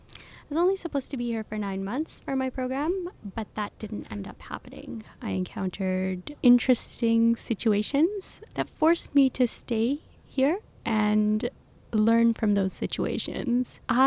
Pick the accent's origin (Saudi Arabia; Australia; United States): Saudi Arabia; So yes, growing up in Saudi Arabia with privilege, with a lot of money, but also realizing that we could lose that money anytime if the Saudis decide they don't no longer need my father working there.